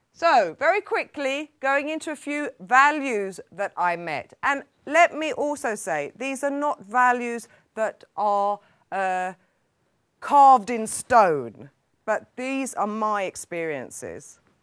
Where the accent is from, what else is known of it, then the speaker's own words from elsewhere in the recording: London, United Kingdom; moved away as an adult; now in Sweden; as a Londoner, coming from a very multicultural society